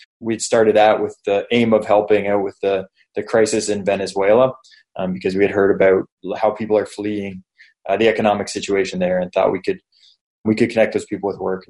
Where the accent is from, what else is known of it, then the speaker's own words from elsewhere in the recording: Canada; accent: Canadian; moved away as an adult; also born or lived in Toronto, Canada / Buenos Aires, Argentina; I was living back in Canada. So I'm Canadian. People probably noticed by the accent. So I was living in Canada, just in Toronto